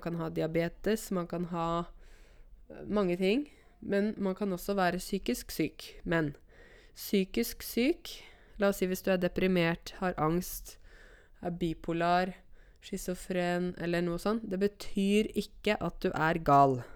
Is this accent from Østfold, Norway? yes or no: no; Modum, Buskerud, Norway; Modum Bad er jo der jeg kommer fra